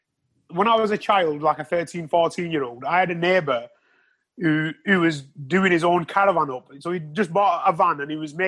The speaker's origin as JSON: {"language": "English", "town": "Wrexham", "region": "Wales", "country": "United Kingdom", "tie": "born or raised there", "said": "my hometown"}